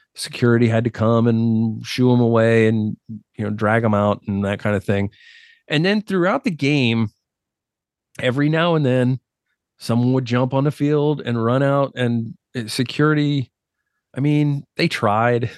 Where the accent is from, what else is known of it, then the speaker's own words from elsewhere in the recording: United States; I grew up as an American